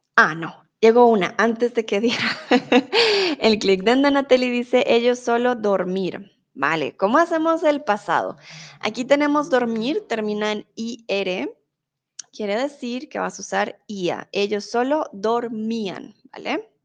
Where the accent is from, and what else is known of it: Colombia